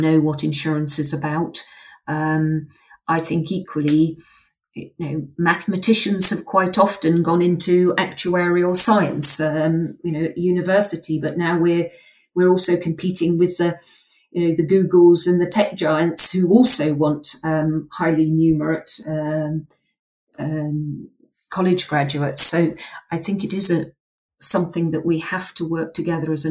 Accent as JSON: {"language": "English", "country": "United Kingdom", "also_born_or_lived": "United States", "moved": "as an adult", "said": "which I'd taken with me as a British citizen"}